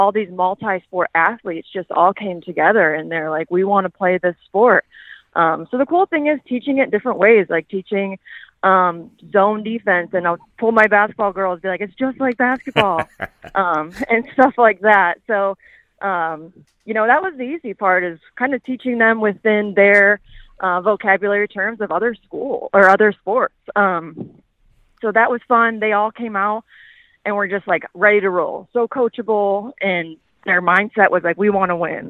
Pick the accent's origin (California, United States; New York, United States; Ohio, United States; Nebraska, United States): Ohio, United States; Cleveland; also born or lived in Georgia; now in Roswell, United States; I'm from Ohio, Cleveland area